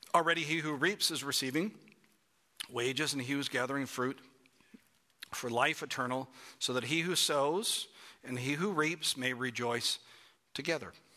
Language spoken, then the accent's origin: English; Toronto, Ontario, Canada; I grew up in Toronto, Canada